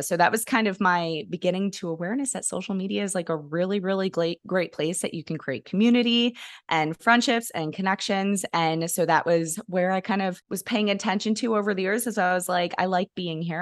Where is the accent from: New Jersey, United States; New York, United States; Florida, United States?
New York, United States; now in Kentucky, United States; I grew up in New York